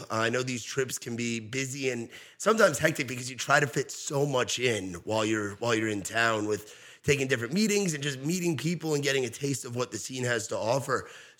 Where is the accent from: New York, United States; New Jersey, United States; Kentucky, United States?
New York, United States; moved away; And I grew up in New York where there's a large population of, say, like Hasidic Jews and stuff, you know?